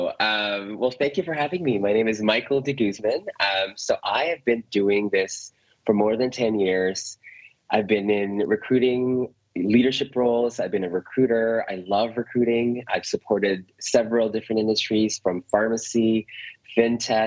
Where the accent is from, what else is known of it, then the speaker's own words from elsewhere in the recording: Canada; now in California, United States; I'm Canadian. moved over to California